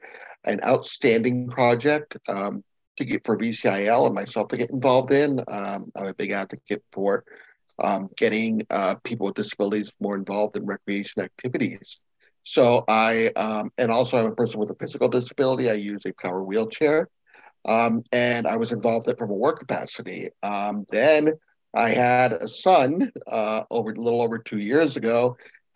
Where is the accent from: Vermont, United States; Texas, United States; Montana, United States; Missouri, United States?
Vermont, United States; Colchester; I'm actually from Colchester, but I work at the Vermont Center for Independent Living in our Burlington office.